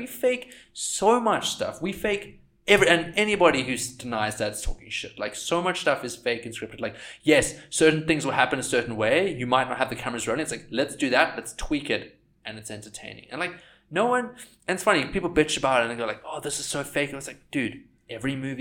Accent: South Africa; growing up in South Africa and surfing in South Africa

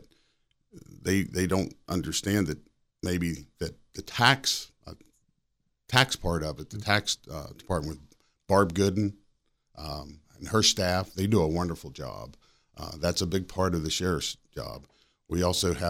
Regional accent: Cabell County, West Virginia, United States; now in Berkeley County, United States; I grew up in Cabell

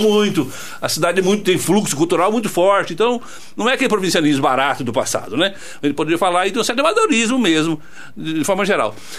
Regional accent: Goiás, Brazil; now in São João del-Rei, Brazil; Eu sou lá de Goiás, eu sou lá do, do, do sertão

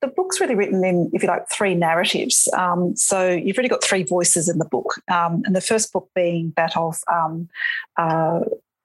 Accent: Western New South Wales, Australia; I grew up in Western New South Wales

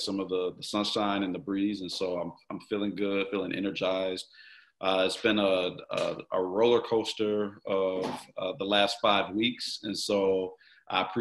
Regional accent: Milwaukee, Wisconsin, United States; Born and raised in Milwaukee, North Side. I grew up on 17th Street, just off of Capitol.

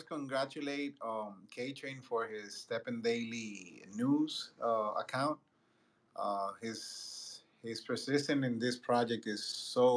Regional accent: Dominican Republic; I'm Latin too. I'm from Dominican Republic

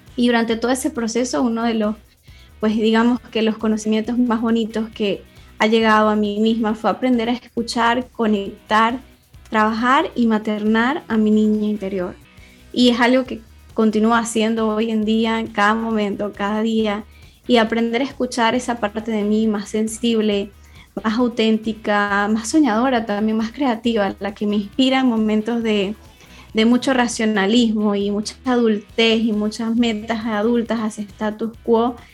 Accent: Venezuela; moved away as an adult; now in Spain; soy de Venezuela y en el 2017 me vine a migrar para acá, para España

